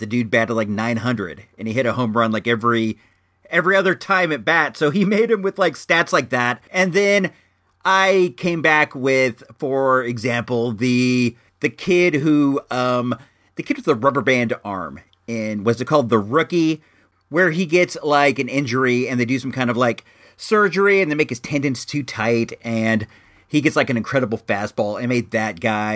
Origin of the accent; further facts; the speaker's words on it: Illinois, United States; I hail from Illinois